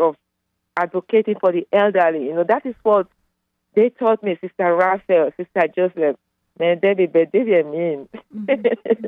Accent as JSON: {"language": "English", "country": "Nigeria", "moved": "yes", "lives_now": "Plano, United States", "said": "You can tell from my accent, I'm from Nigeria"}